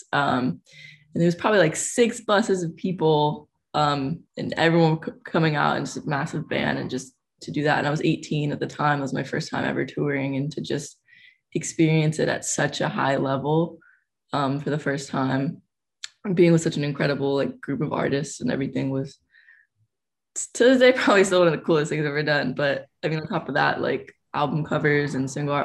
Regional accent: Oakland / San Francisco, California, United States; I grew up in Oakland, so I grew up in San Francisco

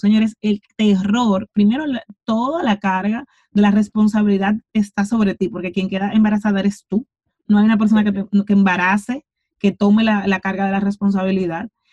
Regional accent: Santo Domingo, Distrito Nacional, Dominican Republic; crecí en Cristo Rey, crecí en un barrio de mi país.

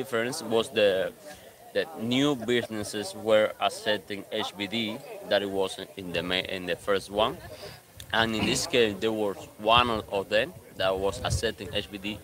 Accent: Santa Clara, Villa Clara, Cuba; now in Havana, Cuba; I was born in Santa Clara, but I live in La Habana.

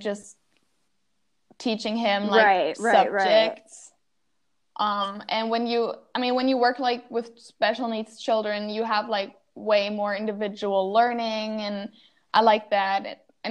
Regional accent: Wuppertal, North Rhine-Westphalia, Germany; I'm from Wuppertal. It's Wuppertal. And like close, not necessarily close, but it's like in the west of Germany.

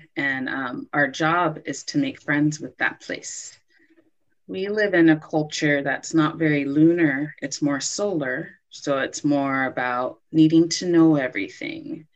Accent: Los Angeles, California, United States; moved away as an adult; also born or lived in Brooklyn, New York; I moved back home to Los Angeles

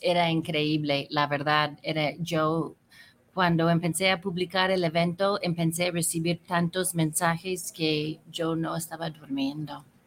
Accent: California, United States; moved away as an adult; also born or lived in Mexico; now in Guadalajara, Mexico; pues soy de California y tengo 32 años viviendo aquí en México

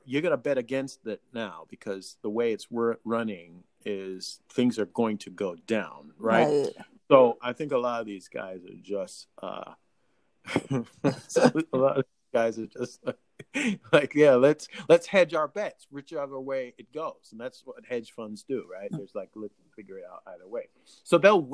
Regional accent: Jamaica; accent: Jamaican; as a Jamaican

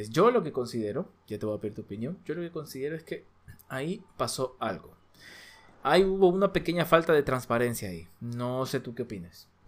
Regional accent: Ecuador; Nosotros somos de Ecuador.

